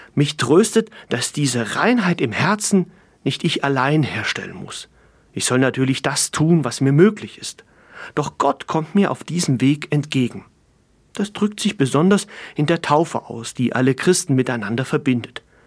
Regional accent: East Germany, Germany; also born or lived in Fulda; meine Kindheit in der DDR

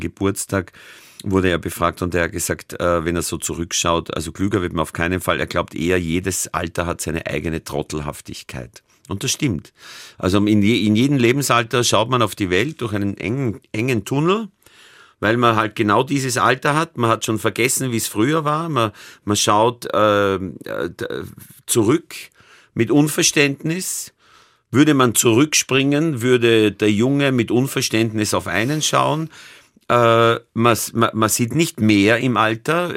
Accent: near Amstetten, Lower Austria, Austria; now in Vienna, Austria; in Amstetten, das ist die Stadt, wo man am nächsten zu meinem Heimatdorf kommt

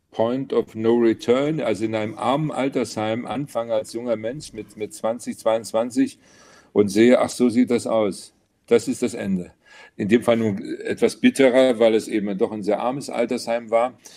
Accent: Alsfeld, Hesse, Germany; Ja, ich bin gebürtiger Hesse in Alsfeld, äh, Oberhessen aufgewachsen

